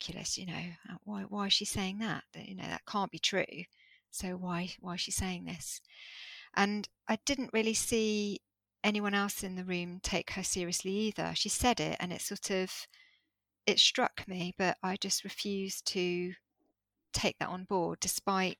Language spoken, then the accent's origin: English; Jersey; I started attending these workshops in Jersey, because I grew up in Jersey